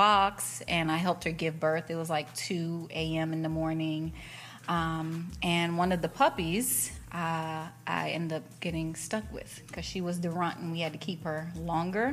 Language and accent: English; Miami, Florida, United States; also born or lived in Las Vegas; now in Los Angeles, United States; I am from Miami